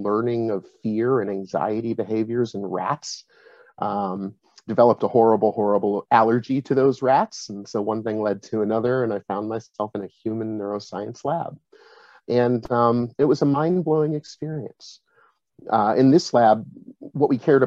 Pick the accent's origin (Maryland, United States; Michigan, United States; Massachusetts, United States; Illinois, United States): Massachusetts, United States; also born or lived in upstate New York; I'm originally from upstate New York, moved to Massachusetts pretty young, just in time to start school. And New England and Massachusetts is where I've spent most of my time.